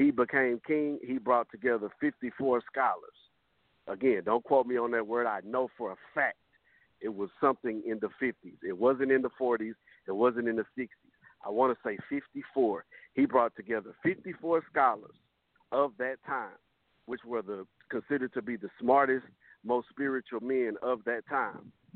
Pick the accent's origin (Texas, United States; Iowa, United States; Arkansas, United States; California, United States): Texas, United States; Fort Worth; I'm from the South. I'm from Fort Worth